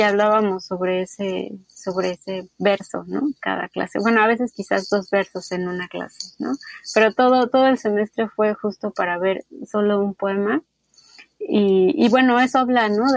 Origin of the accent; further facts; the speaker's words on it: Naucalpan, State of Mexico, Mexico; Yo crecí en el Estado de México, en Naucalpan